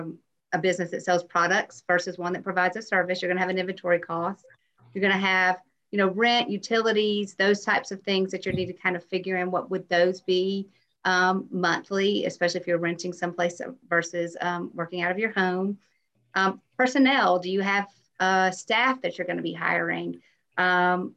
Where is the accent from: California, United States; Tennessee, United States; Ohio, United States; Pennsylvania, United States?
Tennessee, United States; moved away as an adult; also born or lived in Atlanta, Georgia; now in Auburn, United States; I am from Tennessee originally